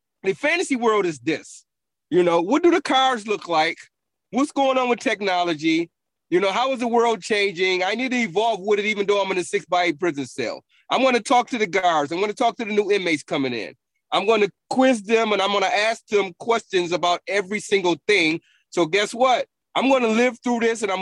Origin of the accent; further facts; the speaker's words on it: Buffalo, New York, United States; moved away as an adult; now in Augusta, United States; I grew up in a rough part of Buffalo